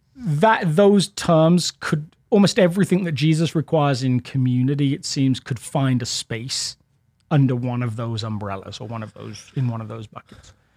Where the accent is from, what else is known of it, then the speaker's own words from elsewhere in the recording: England, United Kingdom; now in Littleton, United States; as an Englishman.